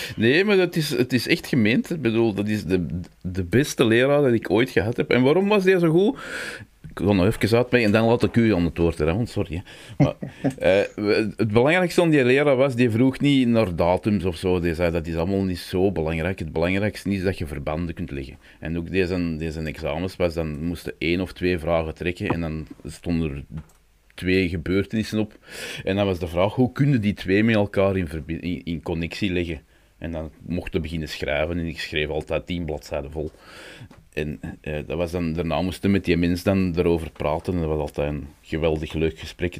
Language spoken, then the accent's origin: Dutch; Belgium; we zijn Brabanders